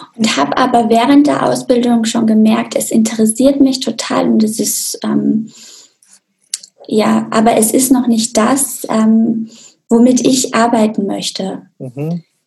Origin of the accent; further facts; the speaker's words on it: Austria; Also ich komme ja auch aus Österreich, aus einem kleinen Dorf in den Bergen